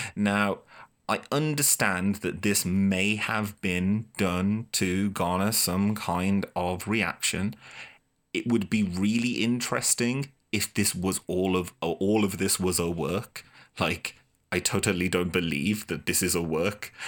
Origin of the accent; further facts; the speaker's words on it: Boston, Massachusetts, United States; as the Bostonian